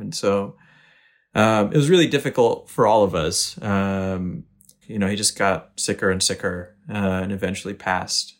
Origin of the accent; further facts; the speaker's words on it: Naugatuck, Connecticut, United States; also born or lived in Boston, Massachusetts; I came to the States when I was eight months old. to a small town called Naugatuck, Connecticut